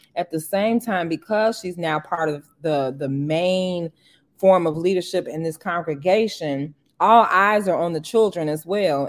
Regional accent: Harvey, Illinois, United States; moved away; also born or lived in Boston; leave my hometown and be exposed to other things outside of Harvey

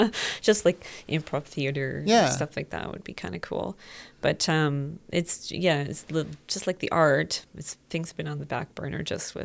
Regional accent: Vancouver, British Columbia, Canada; also born or lived in Whitehorse, Yukon; now in Prince George, Canada; I'm from Vancouver

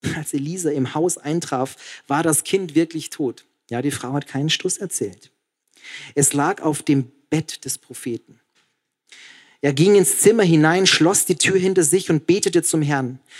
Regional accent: Passau, Bavaria, Germany; ich war in Passau in meiner Heimat

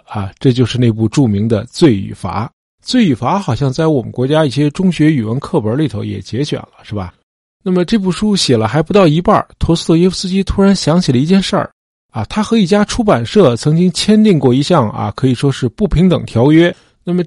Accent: China; 我们中国人因为宗教观念很淡薄啊，

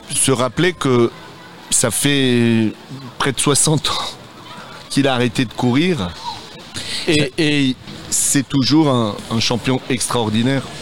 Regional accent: Saint-Léonard-de-Noblat, Nouvelle-Aquitaine, France

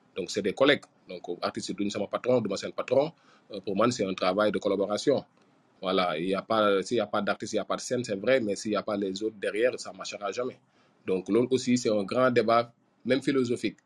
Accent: Ouakam, Diamaguène and Sicap Mbao, Dakar, Senegal; j'ai grandi à, je suis né à Wakam, mais j'ai grandi entre Diamagan et Sikambao.

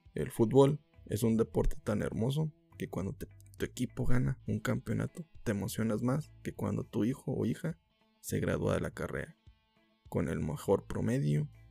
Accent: Mexico; como mexicanos

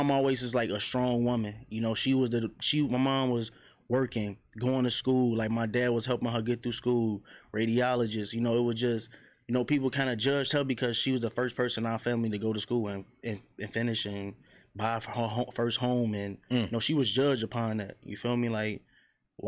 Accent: Chicago, Illinois, United States; I grew up on the low end, 47 in Michigan

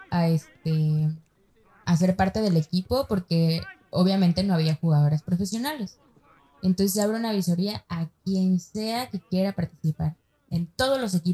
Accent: San Nicolás de los Garza, Nuevo León, Mexico; No, San Nicolás es, acá, es entre lo barrio y, lo fresco.

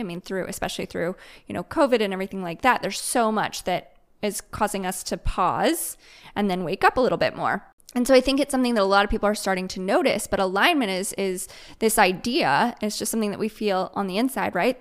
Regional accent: Midwest, United States; moved away as an adult; now in Raleigh, United States; I grew up in the Midwest

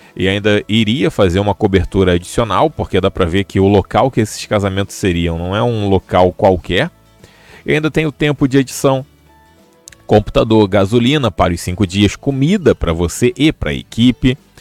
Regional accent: Rio de Janeiro, Brazil; eu já sou do Rio.

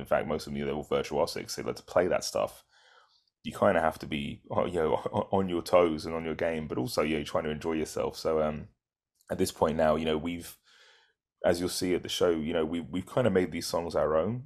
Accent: United Kingdom; moved away; we're British

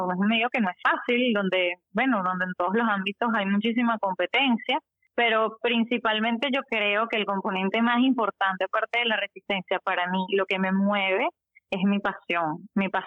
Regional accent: Venezuela; nosotros somos venezolanos

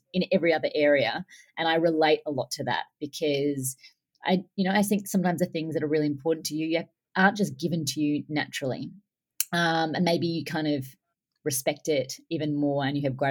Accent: Australia; I'm Australian

